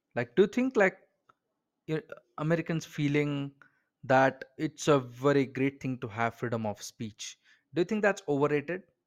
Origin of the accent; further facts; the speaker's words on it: Bangalore, Karnataka, India; I am an Indian, like I am from Bangalore, India